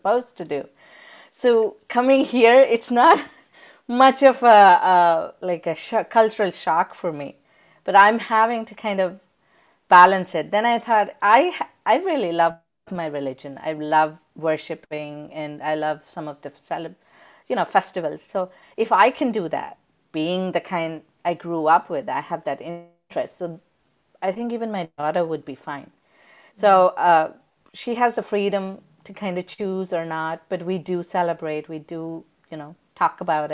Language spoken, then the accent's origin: English; India; now in Texas, United States; I grew up in India